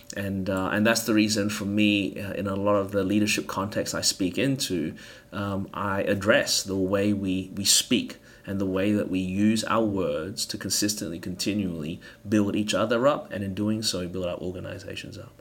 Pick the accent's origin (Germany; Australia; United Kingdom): Australia; Melbourne, Victoria; moved away as an adult; now in Anderson, United States; born and raised in Melbourne, Australia